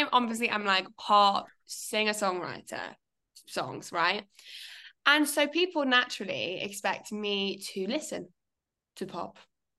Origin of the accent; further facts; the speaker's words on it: Solihull, West Midlands, United Kingdom; Oh, yeah. Like, well, I am actually born and bred in Solihull. Mm-hmm. But I know what you're thinking. Gosh, she has a glorious accent for somebody that has a Birmingham postcode.